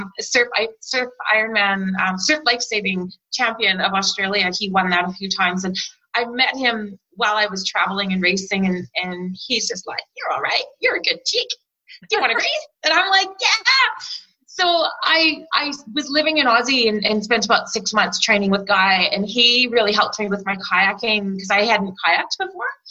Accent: Canada; moved away as an adult; now in New Zealand; I've been making them since I was a little kid growing up in Canada

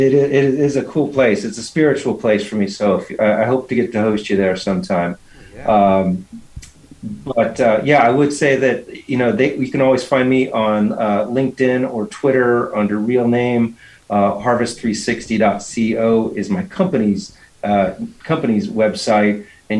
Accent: Bakersfield, California, United States; I grew up in Bakersfield, California.

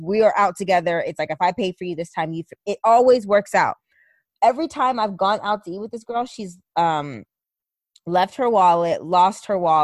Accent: California, United States; we're from California

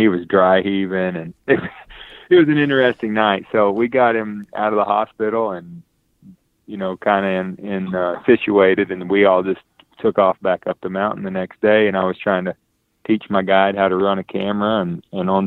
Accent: North Carolina, United States; growing up in North Carolina

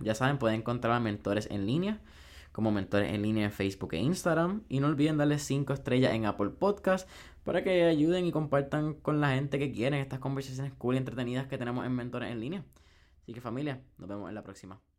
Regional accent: Puerto Rico; como sociedad puertorriqueña

